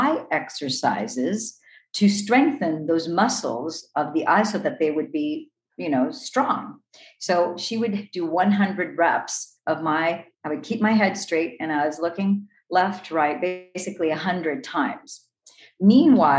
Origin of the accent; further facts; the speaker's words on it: Los Angeles, California, United States; I was born in Los Angeles, California, the city of the angels